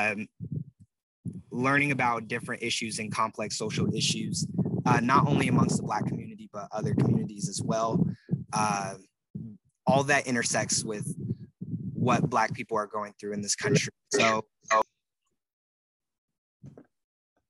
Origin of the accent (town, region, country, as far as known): Tacoma, Washington, United States; born or raised there